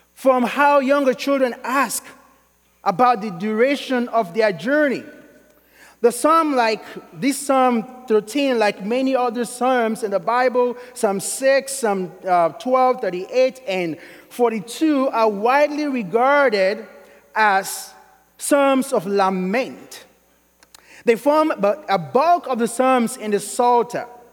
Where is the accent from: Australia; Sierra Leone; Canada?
Sierra Leone; now in Kentucky, United States; I'm originally from Sierra Leone